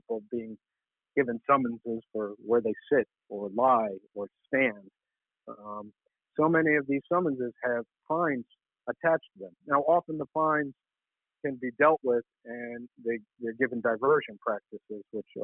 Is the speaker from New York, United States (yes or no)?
yes; New York City, New York, United States; The neighborhood I grew up in Washington Heights and upper Manhattan